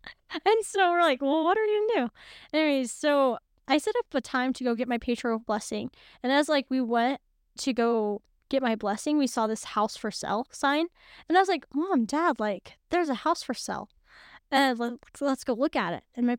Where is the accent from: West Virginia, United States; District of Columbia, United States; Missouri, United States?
Missouri, United States; moved away; Well, I grew up in Missouri.